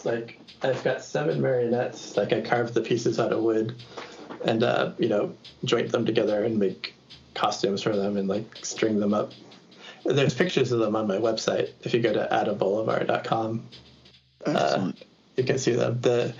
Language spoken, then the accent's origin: English; Boston, Massachusetts, United States; now in Portland, United States; So I'm from Boston originally. I live in Portland, Oregon now